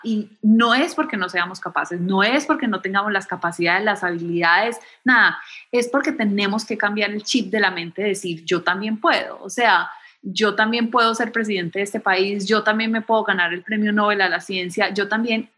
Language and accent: Spanish; Medellín, Antioquia, Colombia; moved away as an adult; also born or lived in Bogotá / New York / Miami / Chicago; now in United States; Yo crecí en Medellín